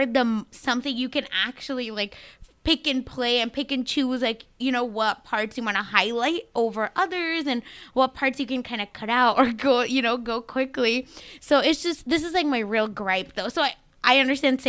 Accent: Mumbai, Maharashtra, India; now in United States; where I grew up in India

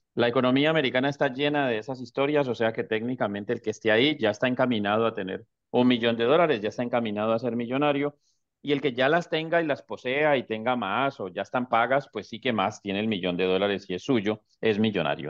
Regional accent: Colombia; moved away as an adult; now in Houston, United States; soy colombiano

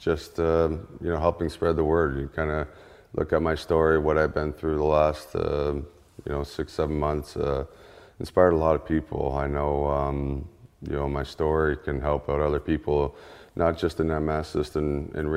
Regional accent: Ontario, Canada; moved away; we're from Ontario, Canada

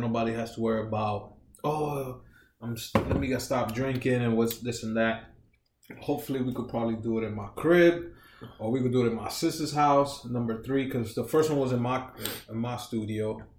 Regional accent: New York, United States; I grew up in New York

